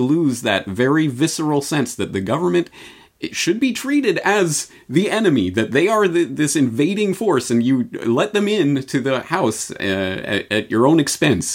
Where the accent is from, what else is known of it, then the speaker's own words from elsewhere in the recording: Canada; now in Japan; I come at this as a Canadian in Japan